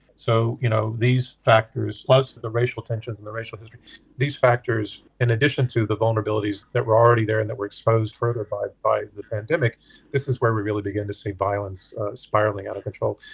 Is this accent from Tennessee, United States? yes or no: yes; Memphis, Tennessee, United States; moved away as an adult; my hometown